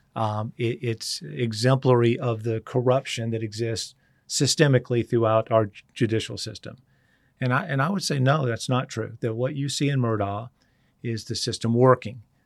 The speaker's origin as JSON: {"language": "English", "town": "Charleston", "region": "South Carolina", "country": "United States", "tie": "born or raised there", "said": "just a redneck kid from Charleston"}